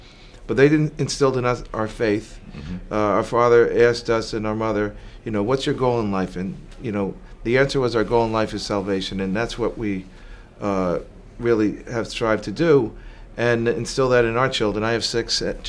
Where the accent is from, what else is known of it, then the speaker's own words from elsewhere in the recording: Teaneck, New Jersey, United States; born there; also born or lived in Spain / Puerto Rico / California / Florida; Well, I was born in Jersey. They say you're from Jersey, what exit? I was born in Teaneck, New Jersey. But I've lived around the globe, actually, in Spain, Puerto Rico, California, Florida, across the U.S.